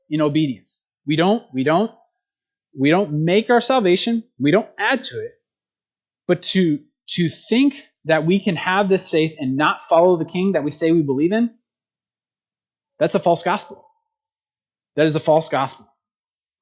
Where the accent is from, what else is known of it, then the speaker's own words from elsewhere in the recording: United States; as Americans